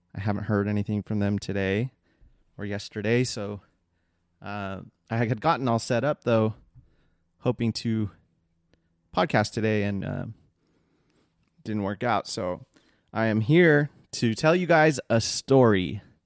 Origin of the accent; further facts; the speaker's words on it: Seal Beach, California, United States; I was raised, like, one town over in the Seal Beach area for most of my, uh, childhood